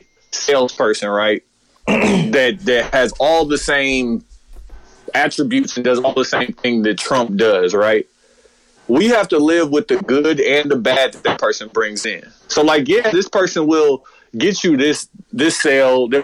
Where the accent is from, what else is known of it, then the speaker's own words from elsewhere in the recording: United States; as an American, somebody who's going to live here